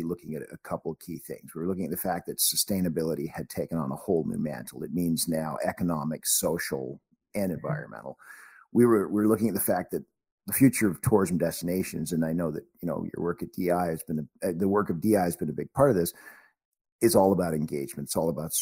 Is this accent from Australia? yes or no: no; Canada; also born or lived in Warrington, England; I'm a Canadian. I'm all my life. I came to Canada when I was 5.